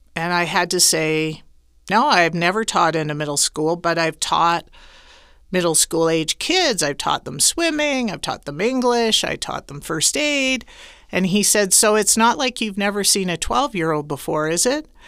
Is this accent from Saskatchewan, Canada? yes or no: yes; Saskatoon, Saskatchewan, Canada; moved away as an adult; now in Guadalajara, Mexico; I'm originally from Saskatoon, Saskatchewan, Canada